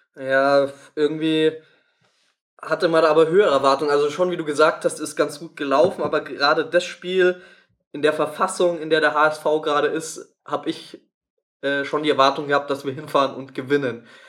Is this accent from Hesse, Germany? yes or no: no; Tegernsee, Bavaria, Germany; aus meinem Geburtsort Tegernsee